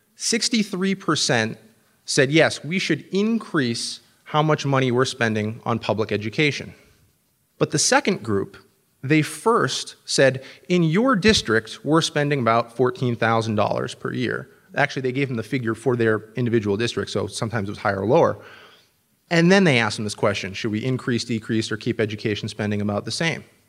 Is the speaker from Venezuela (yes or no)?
no; New Hampshire, United States; my home state of New Hampshire